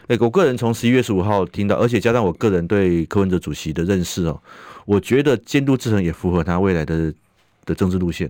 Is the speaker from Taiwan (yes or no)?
yes; Taiwan; 保障我们台湾人的身心安全